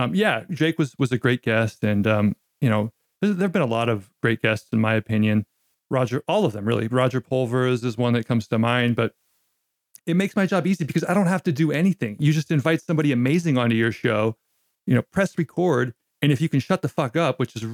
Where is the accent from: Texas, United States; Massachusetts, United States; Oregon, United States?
Oregon, United States; Gladstone; moved away as an adult; also born or lived in Portland, Oregon; now in Japan; I was born in the city of Portland, but then quickly my white family retreated into the vanilla suburbs of Gladstone, which is where I was raised